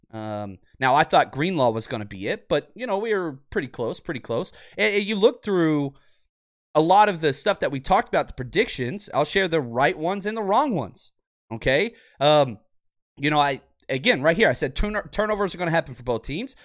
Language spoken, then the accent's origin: English; Dallas, Texas, United States; moved away; I grew up in Dallas